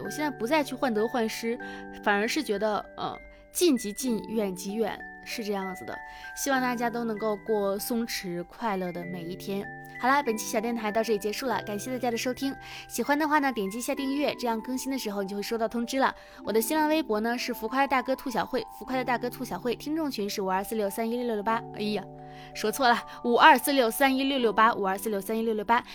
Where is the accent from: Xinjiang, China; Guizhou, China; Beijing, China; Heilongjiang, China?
Heilongjiang, China; Harbin; moved away; 明天我将要出发到哈尔滨，去我的亲戚朋友们家，呃，去转一转，带，也是带我老公回我们，我的老家去看一看